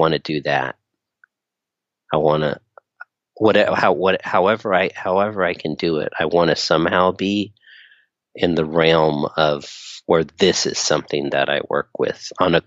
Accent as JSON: {"language": "English", "town": "Inglewood", "region": "California", "country": "United States", "tie": "born or raised there", "also_born_or_lived": "Torrance", "said": "I grew up in Inglewood, but I was bused out to school, in Torrance every day"}